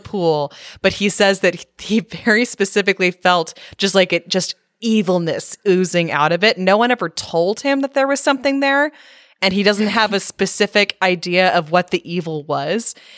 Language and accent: English; Northern California, United States; growing up in Northern California